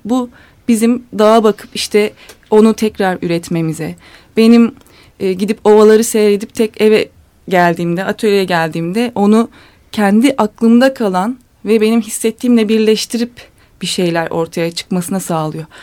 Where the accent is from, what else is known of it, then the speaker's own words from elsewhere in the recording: Eskişehir, Turkey; ben Eskişehir'liyim